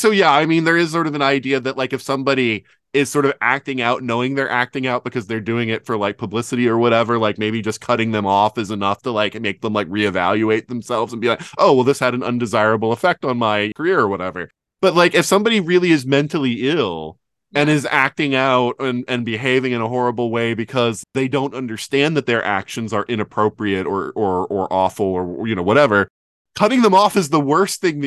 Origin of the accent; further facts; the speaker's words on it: Deep South, United States; growing up in the Deep South